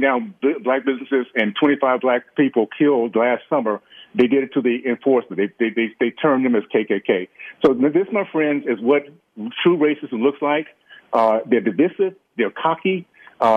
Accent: Deep South, United States; moved away; I grew up in the Deep South

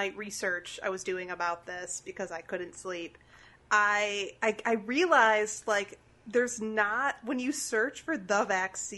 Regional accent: Chicago, Illinois, United States; I'm from Chicago

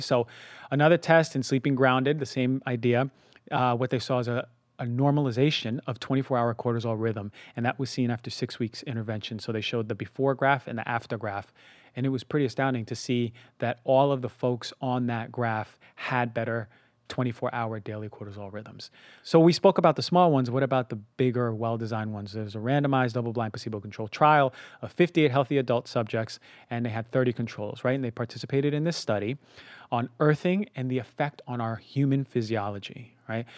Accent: New York, United States; moved away; also born or lived in Minnesota; I grew up in New York

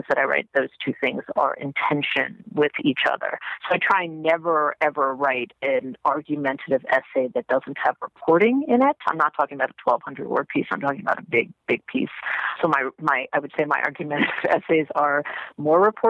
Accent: New York City, New York, United States; also born or lived in Israel; my parents live in Jamaica, Queens. That's where I grew up.

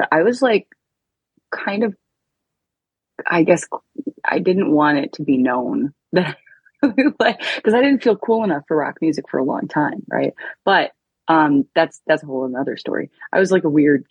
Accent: Detroit, Michigan, United States; I'm from Detroit.

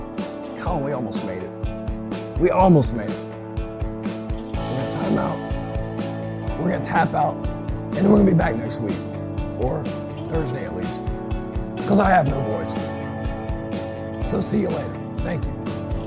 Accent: Georgia, United States; born or raised there

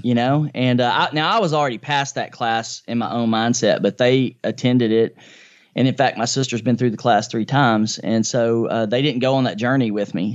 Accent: Nashville, Tennessee, United States; I grew up in a low-income family here in East Nashville, in Nashville, Tennessee, my hometown, which I still live in.

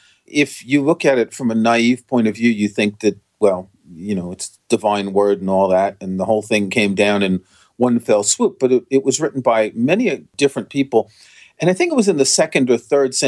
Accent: New York, United States; moved away as an adult; I grew up in New York

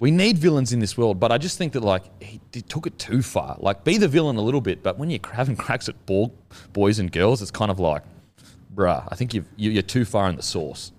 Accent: Australia; I'm Australian

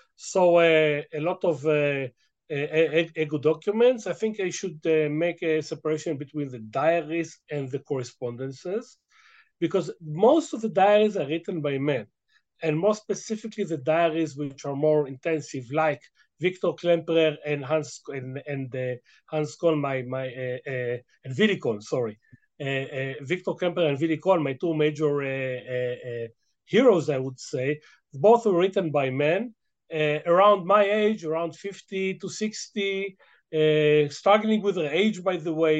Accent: Israel; English is a second language; I'm a very native Israeli. I should confess. I mean, English is my second language

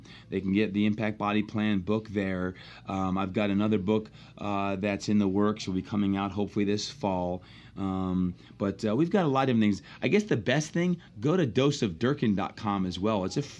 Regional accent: New Jersey, United States; I'm from Jersey.

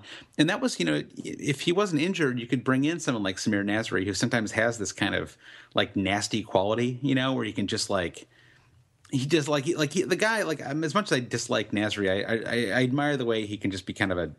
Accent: United States

